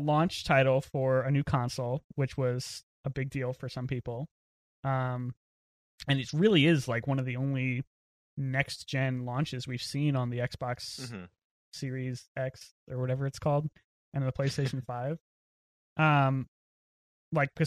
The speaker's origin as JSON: {"language": "English", "region": "East Coast", "country": "United States", "also_born_or_lived": "Los Angeles, California", "lives_now": "Raleigh, United States", "said": "I'm from the East Coast"}